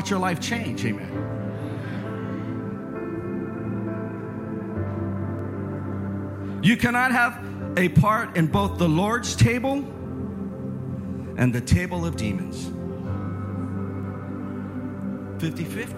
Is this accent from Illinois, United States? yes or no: no; Northern California, United States; I come from Northern California